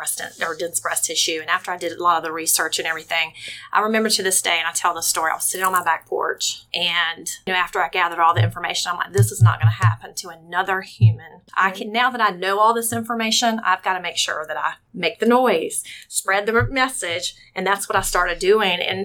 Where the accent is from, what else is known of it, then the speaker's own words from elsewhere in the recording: Rincon, Georgia, United States; also born or lived in Savannah, Georgia; I grew up in Rankin, Georgia. Simple girl right here from Savannah, Georgia